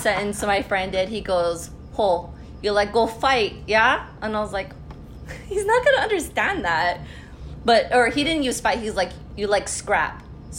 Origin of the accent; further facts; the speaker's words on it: Philippines; I am Filipino.